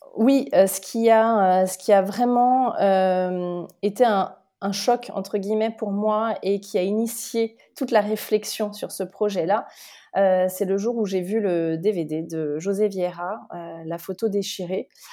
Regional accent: Lyon, Auvergne-Rhône-Alpes, France; je suis de Lyon euh, et je suis euh, donc née en France, mais d'origine portugaise

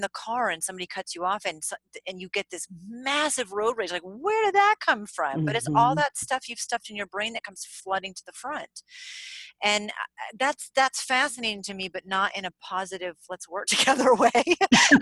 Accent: New England, United States; Where I grew up in New England

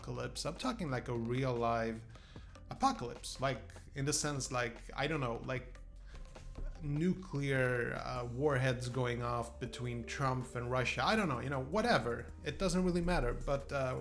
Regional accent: Poland; moved away; I come from a country, Poland originally, and the reason we moved from Poland

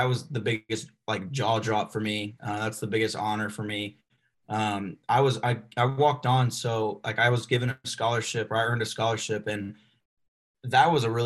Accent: Arkansas, United States; I was raised there. I wasn't born there

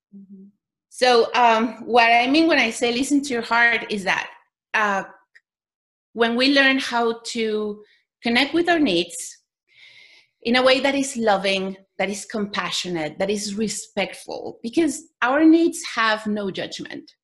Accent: Mexico; I was born in Mexico

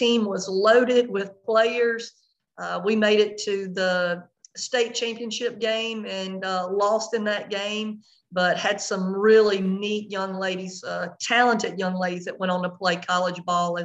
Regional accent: French Settlement, Louisiana, United States; I'm from French Settlement, Louisiana. It is a very small town below Baton Rouge, and it's a Class B school

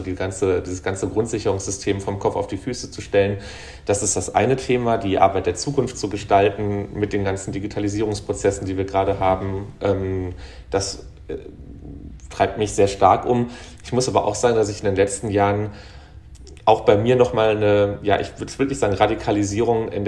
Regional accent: North Rhine-Westphalia, Germany; aber so emotional und auch von dem, wo ich herkomme, also als Kind des Ruhrgebiets, ähm, als jemand, ähm, also mein Großvater war auf der Krokerei

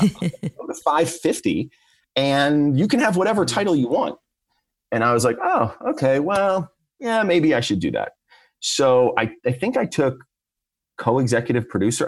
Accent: Philadelphia, Pennsylvania, United States; moved away as an adult; also born or lived in Lower Merion, Pennsylvania / Langhorne, Pennsylvania; I grew up in Lower Marion until I was about twelve, and then we moved up to Langhorne, which is in Lower Bucks County

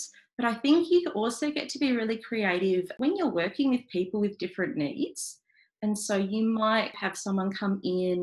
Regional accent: Melbourne, Victoria, Australia; I grew up in inner city Melbourne, in Albert Park.

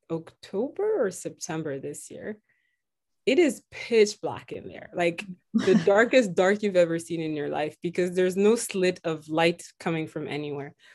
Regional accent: Burkina Faso; also born or lived in Central Africa / Southern Africa; now in Toronto, Canada; I am originally from Burkina Faso um, and grew up around several countries in Africa, um, mostly Central and Southern.

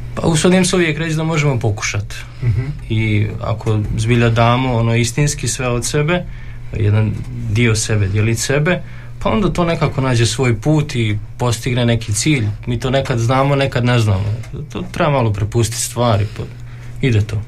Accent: Subotica, Vojvodina, Serbia; moved away as an adult; now in Đakovo, Croatia; dolazim iz Subotice, dakle, granice.

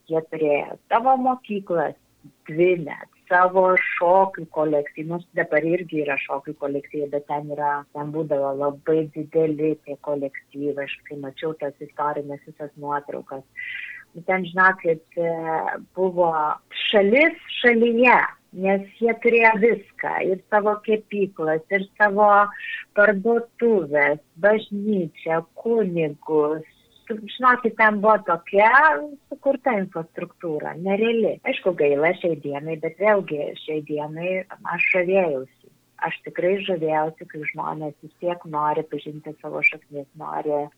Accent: Lithuania; also born or lived in Brazil; mes lietuviai labai mėgstam parodyti, kaip pas mus žiemą gražu

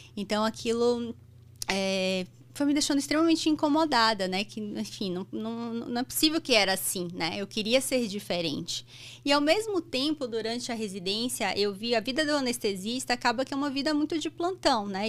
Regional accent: Salvador, Bahia, Brazil; moved away as an adult; now in São Paulo, Brazil; eu nasci em Salvador, sou baiana. E eu fiz faculdade lá

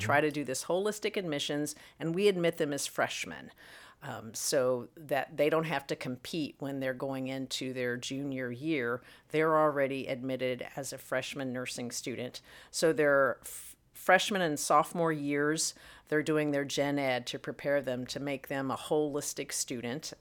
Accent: Missouri, United States; also born or lived in North Carolina; now in Illinois, United States; come back to the Midwest, where my roots are, uh, originally from Missouri

